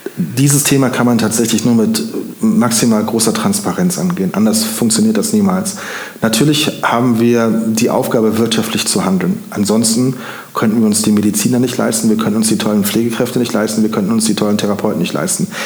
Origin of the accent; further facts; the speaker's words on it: Siegburg, North Rhine-Westphalia, Germany; moved away as an adult; also born or lived in Denmark / Koblenz; now in Montabaur, Germany; Ich komme gebürtig aus Siegburg im Rheinland